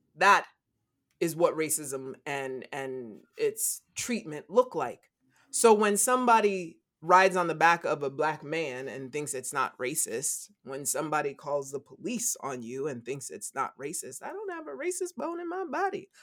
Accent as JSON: {"language": "English", "country": "United States", "said": "all of us born and raised in the United States of America"}